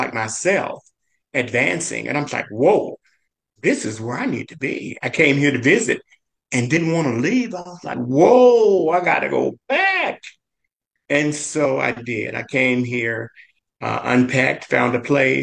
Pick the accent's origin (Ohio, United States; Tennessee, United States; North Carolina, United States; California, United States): Tennessee, United States; Memphis; Growing up in Memphis